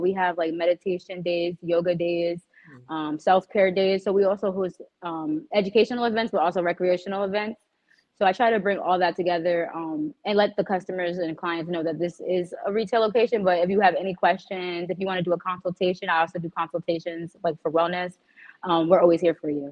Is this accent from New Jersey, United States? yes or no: yes; Hamilton, New Jersey, United States; I'm actually from Hamilton